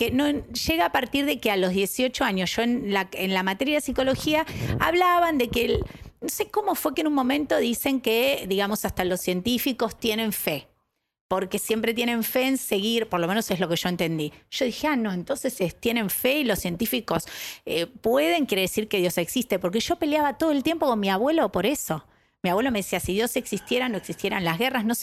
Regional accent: Buenos Aires, Argentina; Yo nací eh, en Porredón y Paraguay. Eh, porteña, porteña. Em, después, con el tiempo, mamá decidió irse para el lado de Floresta

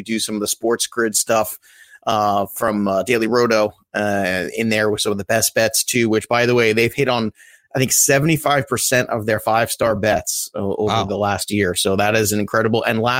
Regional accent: New York, United States; also born or lived in Philadelphia; as a New Yorker, to get out of New York a little bit

